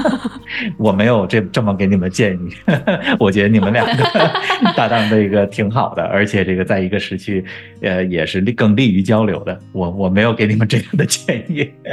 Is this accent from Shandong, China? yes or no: no; Beijing, China; first language Chinese; moved away; 他在我家乡的球队北京国安踢球